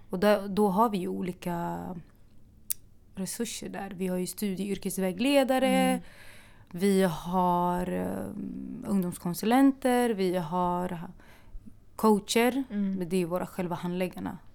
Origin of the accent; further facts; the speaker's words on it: Örebro, Örebro County, Sweden; moved away as an adult; now in Stockholm, Sweden; Jag kommer från Örebro från början